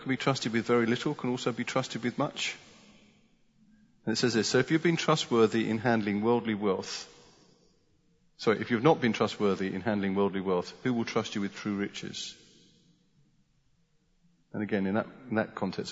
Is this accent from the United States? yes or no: no; United Kingdom; as British people